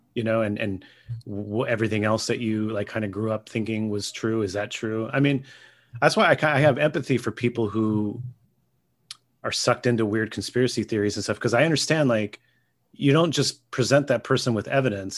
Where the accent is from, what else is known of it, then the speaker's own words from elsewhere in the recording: Gilroy, California, United States; I grew up in Gilroy.